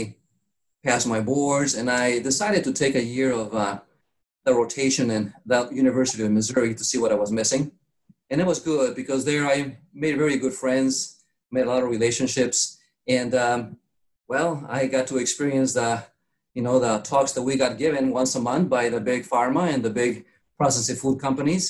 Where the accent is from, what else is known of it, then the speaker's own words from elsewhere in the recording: Mexico; moved away as an adult; also born or lived in Chicago, United States; now in Florida, United States; I was born in Chicago in the 60s, and with the turmoil of Vietnam War, my parents decided to move to Mexico